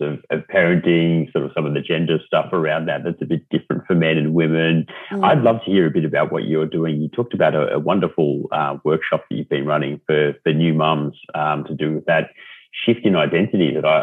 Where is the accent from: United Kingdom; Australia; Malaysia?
Australia; Melbourne, Victoria; we're from Melbourne and that's what we